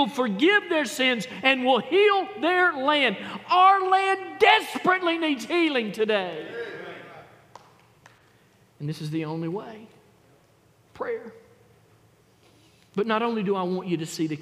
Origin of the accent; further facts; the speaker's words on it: the South, United States; I thank God that I was born in the South. I praise the Lord that I live and was able to raise my kids in the South